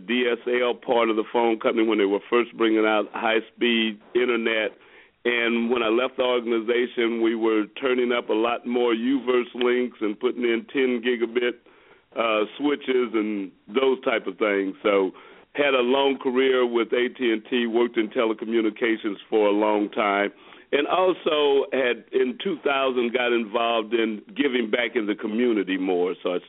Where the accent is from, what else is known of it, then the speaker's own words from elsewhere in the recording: Kansas City, United States; also born or lived in Louisiana; I was born in Louisiana. I grew up, though, in Kansas City, so I've been in Kansas City since I was 2 years old, so I don't really remember anything about the South. But I grew up in Kansas City, educated in public schools